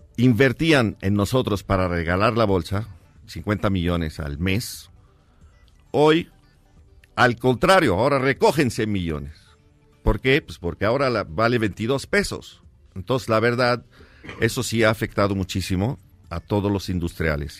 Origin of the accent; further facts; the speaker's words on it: Mexico City, Mexico; yo crecí en la Merced, llevo 42 años en la Merced